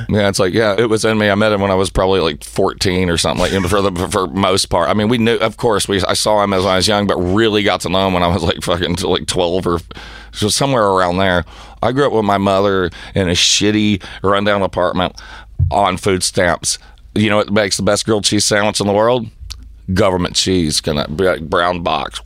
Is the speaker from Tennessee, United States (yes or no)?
yes; Tennessee, United States; I'm white trash from Tennessee